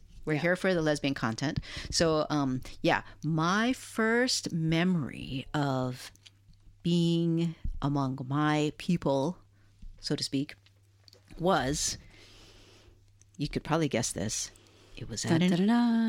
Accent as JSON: {"language": "English", "town": "Hilo", "region": "Hawaii", "country": "United States", "tie": "born or raised there", "said": "I had never thought, being born and raised in Hawaii, mm-hmm. and also in Hilo, Hawaii, I had never thought I would ever see any of my favorite artists live."}